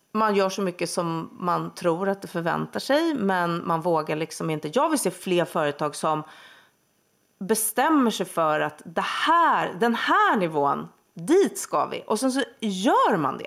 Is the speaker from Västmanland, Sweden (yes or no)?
no; Huddinge, Stockholm County, Sweden; Söder om Stockholm, i Huddinge